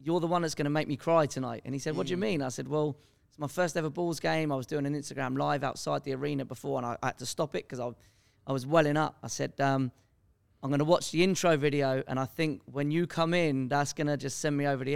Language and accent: English; England, United Kingdom